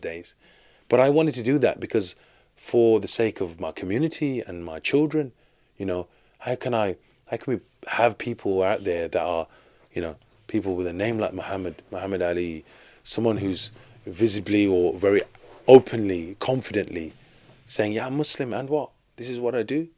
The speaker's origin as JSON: {"language": "English", "town": "Birmingham", "region": "West Midlands", "country": "United Kingdom", "tie": "born or raised there", "said": "I'm born and raised in Birmingham, in the U K"}